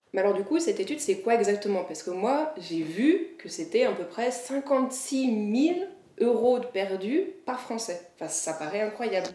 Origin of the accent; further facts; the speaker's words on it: Annecy, Auvergne-Rhône-Alpes, France; moi je viens d'Annecy, enfin, en Haute-Savoie